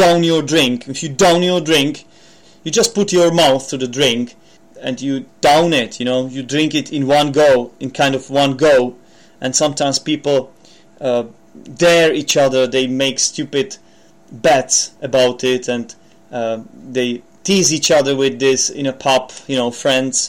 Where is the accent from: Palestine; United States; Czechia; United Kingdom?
Czechia; accent: Czech; English is a second language; I'm not a native speaker. I'm from the Czech Republic